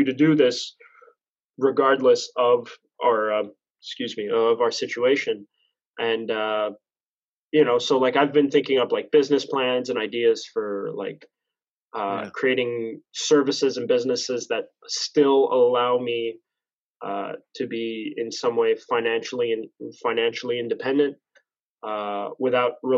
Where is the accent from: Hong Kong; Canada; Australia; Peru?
Canada; Montreal, Quebec; also born or lived in Laval; I was born and raised in St. Leonard, Montreal